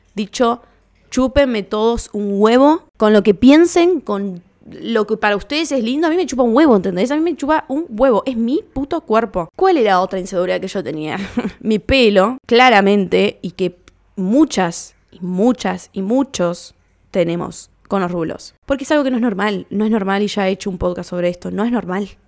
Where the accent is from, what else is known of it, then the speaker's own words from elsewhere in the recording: Lomas de Zamora, Buenos Aires Province, Argentina; nos juntábamos cuando éramos chicos en Lomas, en la esquina de Starbucks